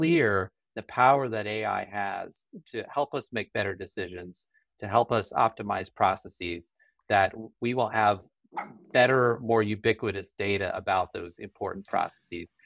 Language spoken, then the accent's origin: English; Colorado Springs, Colorado, United States; I grew up in Colorado Springs